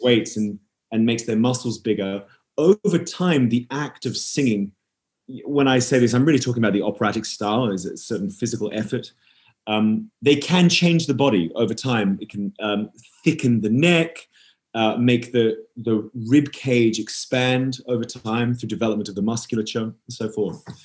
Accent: Perth, Western Australia, Australia; also born or lived in Edinburgh; I grew up in Perth in Western Australia. I'm, yes. I'm, actually I'm originally from Edinburgh

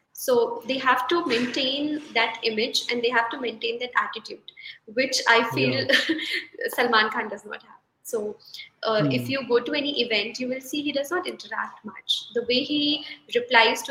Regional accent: Ranchi, Jharkhand, India; I'm from Ranchi

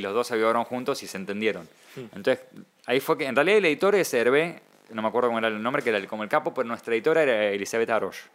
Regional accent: Argentina; soy argentino

